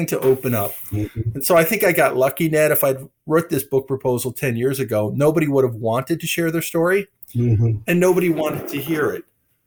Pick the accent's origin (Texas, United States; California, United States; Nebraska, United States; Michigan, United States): Michigan, United States; I'm from Michigan